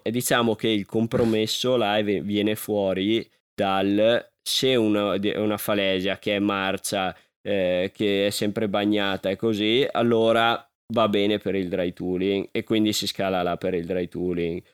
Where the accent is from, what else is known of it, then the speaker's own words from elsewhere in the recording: Alpago, Veneto, Italy; dal mio paese